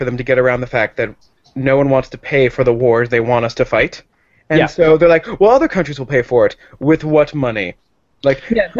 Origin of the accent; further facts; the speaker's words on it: United States; being an American Jew